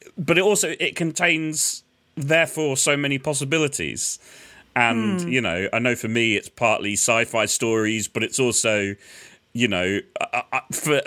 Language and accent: English; London, United Kingdom; as another Londoner